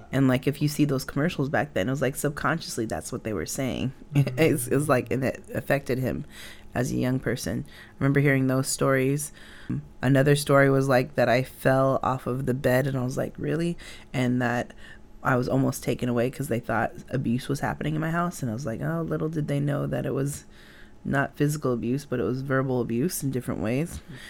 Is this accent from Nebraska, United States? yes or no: no; Mountain Home, Idaho, United States; born there; guess I was a little seedling inside my mom's tummy when she was migrating to the United States. Then I was born in Mountain Home, Idaho Air Force Base. So, yeah. I was like in Idaho on a military base as a mixed girl.